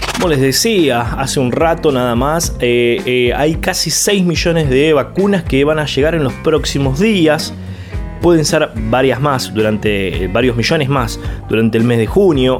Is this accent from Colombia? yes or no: no; Argentina; estamos tratando como argentinos